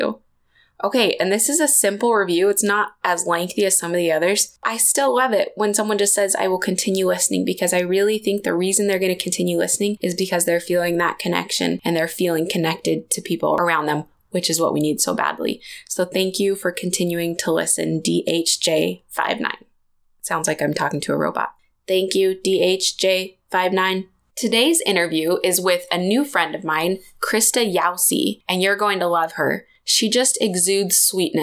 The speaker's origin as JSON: {"language": "English", "town": "Springville", "region": "Utah", "country": "United States", "tie": "born or raised there", "said": "my hometown, Springville, Utah"}